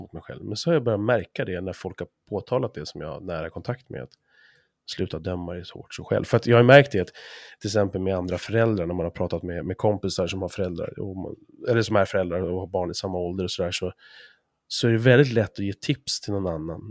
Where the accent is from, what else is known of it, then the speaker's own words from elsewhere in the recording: Sweden; oss som svenskar